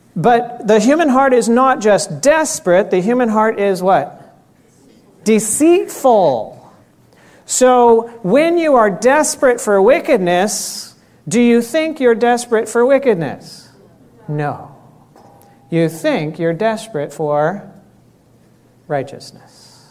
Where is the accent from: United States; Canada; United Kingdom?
United States; Florida; I grew up in Florida.